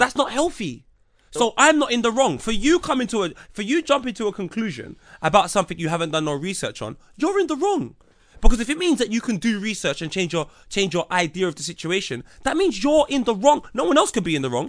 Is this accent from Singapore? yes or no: no; England, United Kingdom; me being English.